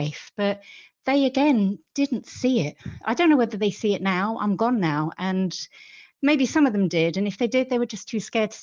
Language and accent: English; London, United Kingdom; moved away as an adult; also born or lived in west of Ireland; now in Ireland; I was born in London, but we moved here. We live in Kilchmyre, the west of Ireland, and we moved here about 20 years ago now